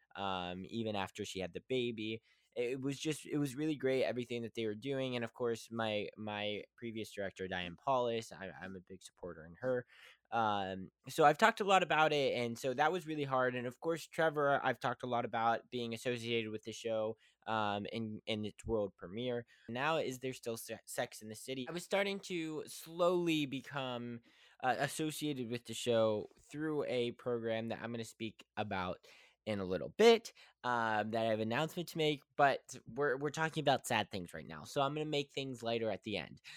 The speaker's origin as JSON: {"language": "English", "region": "West Virginia", "country": "United States", "said": "I am from West Virginia"}